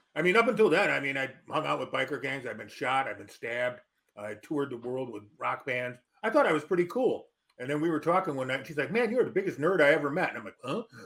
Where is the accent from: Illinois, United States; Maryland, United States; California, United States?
Illinois, United States; Melrose Park; also born or lived in northern Wisconsin / Chicago, Illinois; I spent my early youth in uh, northern Wisconsin, but I grew up in Melrose Park, Illinois